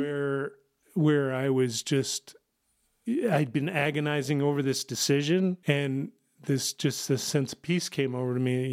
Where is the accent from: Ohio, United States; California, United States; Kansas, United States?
Kansas, United States; moved away as an adult; now in Rapid City, South Dakota, United States; I was originally from Kansas, joined the military, uh, right out of college